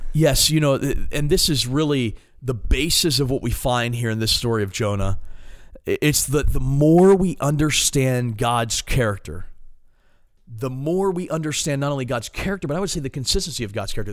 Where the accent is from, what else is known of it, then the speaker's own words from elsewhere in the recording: Maryland, United States; moved away as an adult; now in Ohio, United States; I'm from Maryland, born and raised, been in Ohio for four years.